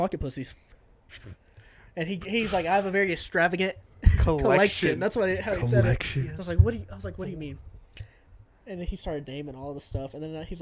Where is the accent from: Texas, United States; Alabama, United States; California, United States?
Texas, United States; we're from Texas